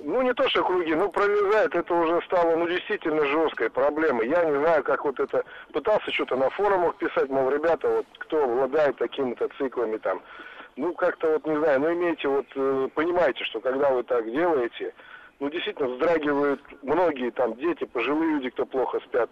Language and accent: Russian; Moscow, Russia; Я из Москвы, водитель